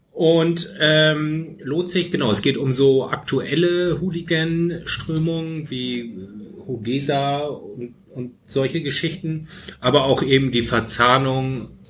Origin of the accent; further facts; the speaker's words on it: Germany; moved away; ich komme aus Fechter, katholischer geht's nicht.